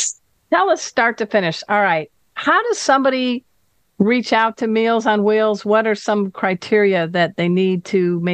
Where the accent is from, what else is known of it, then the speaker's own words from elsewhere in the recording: Indiana, United States; I'm from Indiana. I'm a Hoosier.